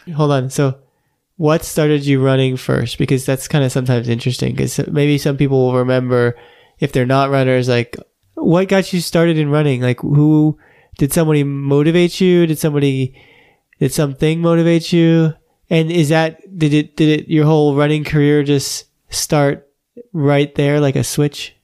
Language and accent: English; Florida, United States; also born or lived in New York / Los Angeles; I grew up in Florida.